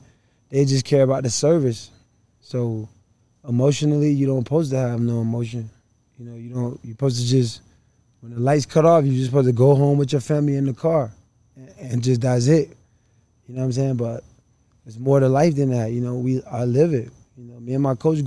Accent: Miami, Florida, United States; I grew up right here in Liberty City

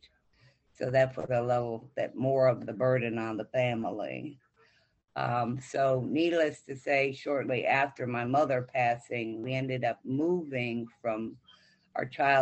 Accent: Wayne, Michigan, United States; I grew up in Michigan in the city of Wayne

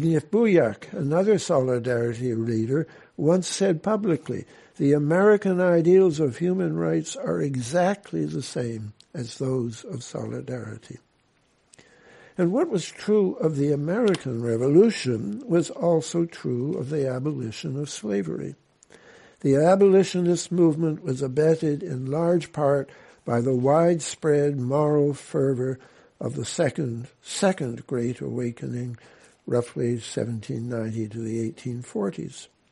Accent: Canada; I am a Canadian

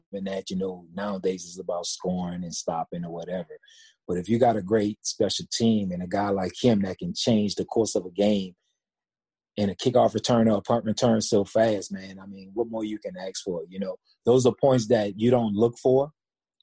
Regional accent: New Orleans, Louisiana, United States; I'm from New Orleans

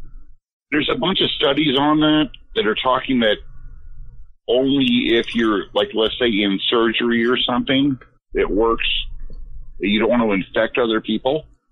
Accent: Idaho, United States

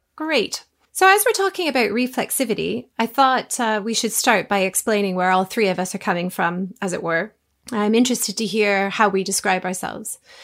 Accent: Toronto, Ontario, Canada; moved away as an adult; also born or lived in France / Japan / Burkina Faso / Rwanda; now in England; I grew up in Toronto, Canada, a large multicultural city but have lived in England for about 20 years

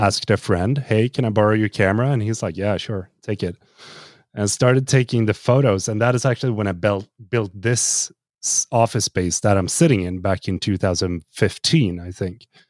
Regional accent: Sweden; here in Sweden

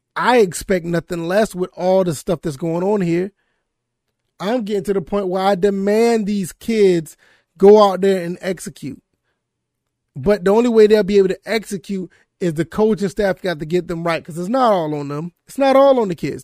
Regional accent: Savannah, Georgia, United States; now in South Carolina, United States; I grew up in the Savannah, Georgia area.

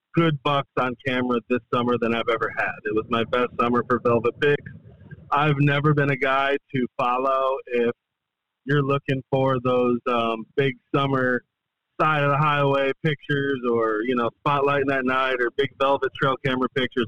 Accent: Adirondacks, upstate New York, United States; moved away as an adult; now in the Carolinas, United States; I moved here from upstate New York, born and raised in the Adirondacks

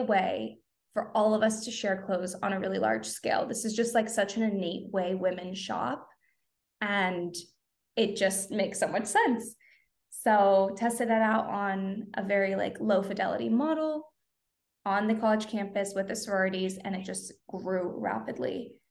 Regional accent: Southern California, United States; I am born and raised in Southern California

